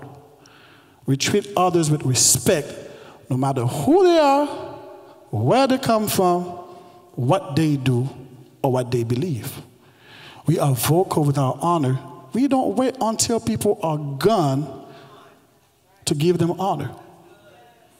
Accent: Haiti; English is a second language; now in United States; I was born and raised in Haiti

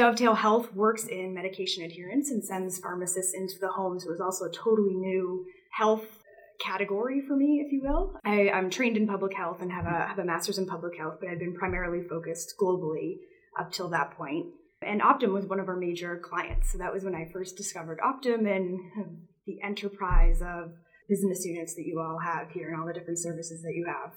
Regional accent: Boston, Massachusetts, United States; moved away as an adult; also born or lived in Uganda / Washington, D.C.; I'm from the Boston area, and when I was leaving Uganda, I wanted to really hit three buckets: make a move home to Boston

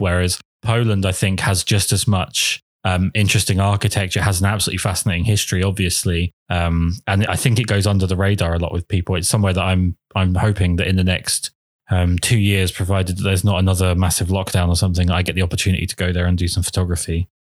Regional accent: England, United Kingdom; I'm English

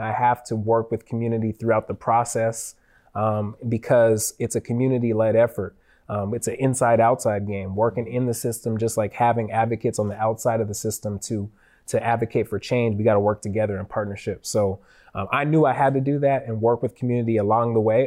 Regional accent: Federal Way, Washington, United States; growing up in Federal Way

